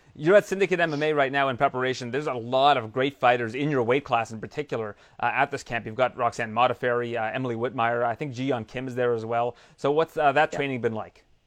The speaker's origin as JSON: {"language": "English", "country": "Canada", "said": "we're both Canadian"}